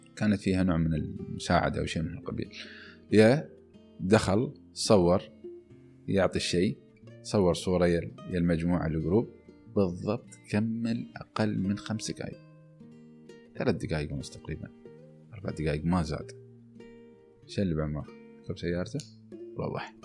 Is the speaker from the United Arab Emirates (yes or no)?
yes; United Arab Emirates; نحن محظوظين في دولة مثل دولة الإمارات